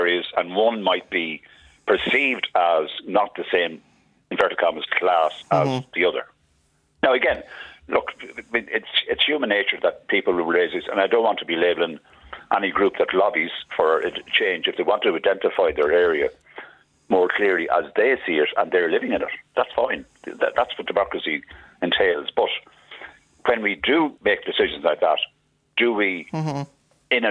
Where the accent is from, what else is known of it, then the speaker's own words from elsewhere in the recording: Dublin, Leinster, Ireland; as a kid growing up in Kimmage